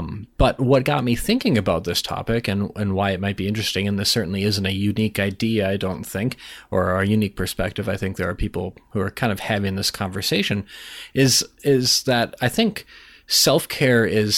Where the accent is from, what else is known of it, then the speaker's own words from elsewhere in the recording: Minnesota, United States; Well, I'm Minnesotan, so, you know, it's very Midwestern rant.